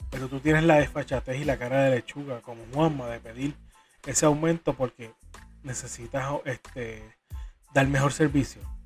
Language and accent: Spanish; Corozal, Puerto Rico; Para mi pueblo, Corozal